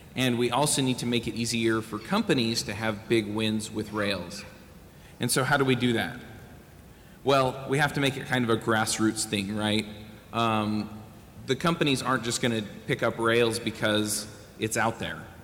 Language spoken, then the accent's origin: English; Utah, United States; I'm from Utah